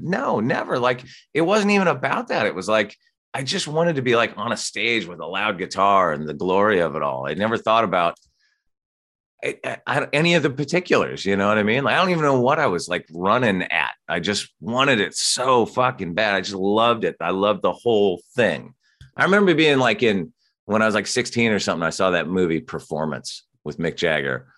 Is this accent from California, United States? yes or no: yes; Santa Barbara, California, United States; now in Los Angeles, United States; I grew up in Santa Barbara, so a little bit north of L